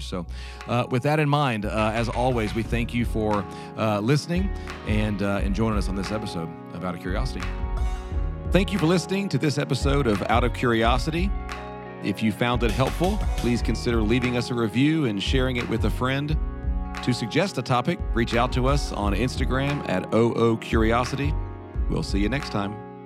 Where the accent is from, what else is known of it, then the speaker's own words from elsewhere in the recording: United States; As an American